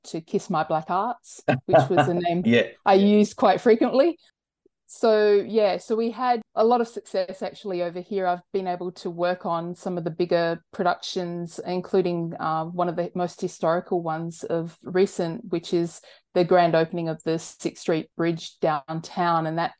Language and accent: English; Broome, Western Australia, Australia; moved away as an adult; now in Los Angeles, United States; Yeah, so I'm originally Nyugana from the Kimberley in northwestern Australia. I grew up in Broome predominantly, but moved to Los Angeles 6 years ago